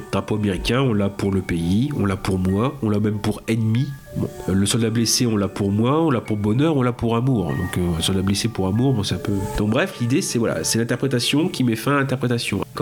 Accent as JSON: {"language": "French", "country": "France", "said": "on le connaît pas en tant que français"}